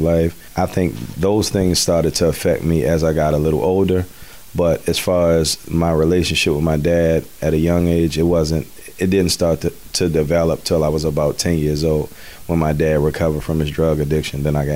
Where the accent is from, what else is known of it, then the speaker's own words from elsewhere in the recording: Baltimore, Maryland, United States; I grew up in Baltimore City. I'm Baltimore born and raised